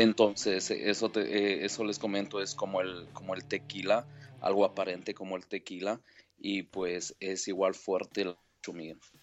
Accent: Ecuador; now in Iowa, United States; soy ecuatoriano

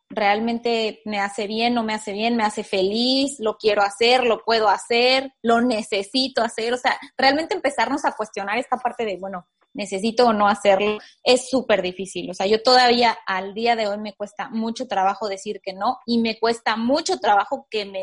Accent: Mexico; y más como mexicanos vivimos en una sociedad súper apapachadora

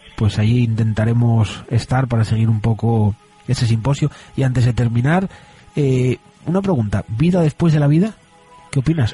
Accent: Asturias, Spain

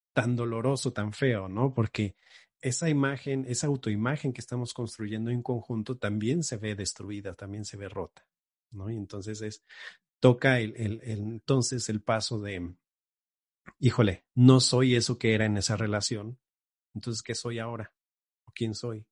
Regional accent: Xalapa, Veracruz, Mexico; regreso aquí a, Jalapa, de donde soy

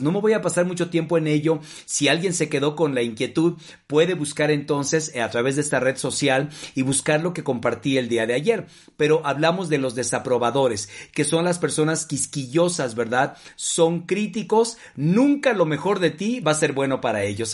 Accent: Mexico; no solamente como mexicanos

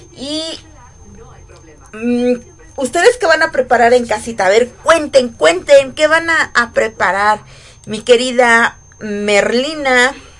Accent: Morelos, Mexico; Yo soy una mujer 100% orgullosa de ser del estado de, Morelos, de ser mexicana.

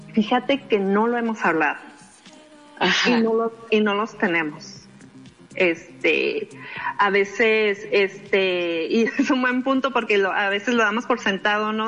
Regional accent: Mexicali Valley, Baja California, Mexico; vengo del Valle de Mexicali, ahí me criaron

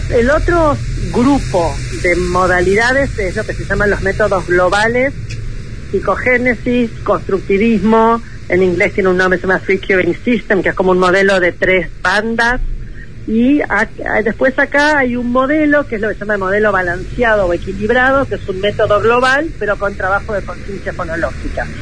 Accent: Argentina; con los niveles de pobreza y de pobreza educativa que tenemos como nosotros Argentina

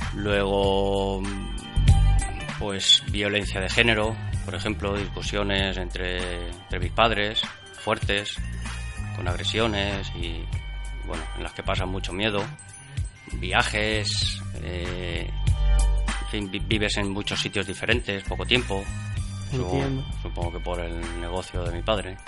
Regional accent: Barcelona, Catalonia, Spain; moved away as an adult; now in Villarreal, Spain; nací en Barcelona, eh, llevo ya 20 años viviendo en Villarreal

